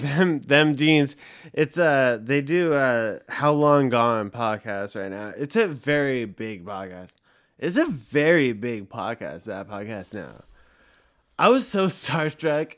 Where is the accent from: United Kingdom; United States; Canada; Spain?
United States; Los Angeles, California; I was born in Woodland Hills